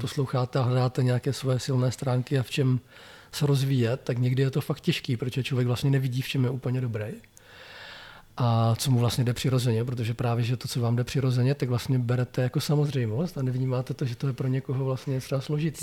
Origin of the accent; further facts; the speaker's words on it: Blansko, South Moravian Region, Czechia; also born or lived in Brno; protože Brno bylo blízko pro mě z Blanska, protože původně jsem z Blanska